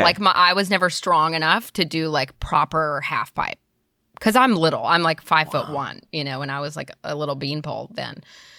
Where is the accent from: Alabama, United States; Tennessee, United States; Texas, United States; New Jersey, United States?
Alabama, United States; Birmingham; now in Nashville, United States; I'm from Birmingham, Alabama, originally.